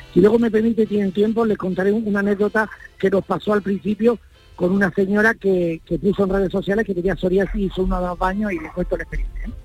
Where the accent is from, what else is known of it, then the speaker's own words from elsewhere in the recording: Granada, Andalusia, Spain; yo soy granadino, mi mujer es gaditana